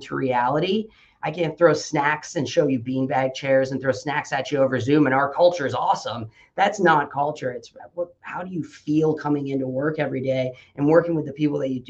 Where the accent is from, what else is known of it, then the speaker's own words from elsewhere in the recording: Midwest, United States; now in Omaha, United States; I grew up in the Midwest